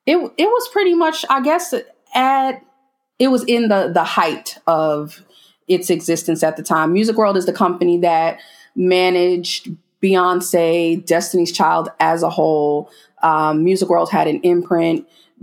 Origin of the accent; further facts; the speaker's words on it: New York City, New York, United States; moved away as an adult; now in Houston, United States; I am originally from the Bronx.